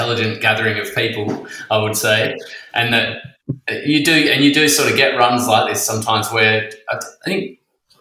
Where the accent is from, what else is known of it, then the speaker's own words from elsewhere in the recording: Western Australia, Australia; also born or lived in Queensland; now in Sydney, Australia; I grew up in Western Australia and then lived in Queensland for 10 years, and then I've been in Sydney for 10.